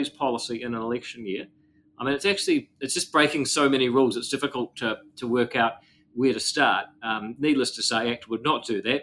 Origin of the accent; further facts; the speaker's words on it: Auckland, New Zealand; I'm from Auckland